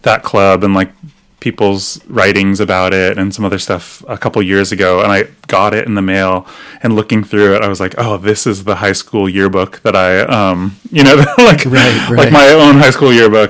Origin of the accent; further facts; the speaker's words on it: Torrance, California, United States; also born or lived in Olympia, Washington; now in Portland, United States; So the South Bay, near San Pedro and Torrance